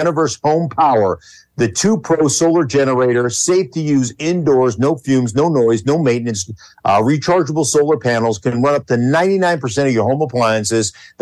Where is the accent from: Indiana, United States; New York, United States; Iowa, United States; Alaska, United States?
Alaska, United States; Anchorage; I grew up in Anchorage, Alaska, but out in the sticks